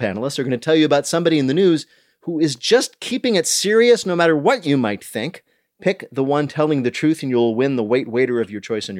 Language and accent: English; Union County, New Jersey, United States; I didn't grow up far from there. I grew up in Union County.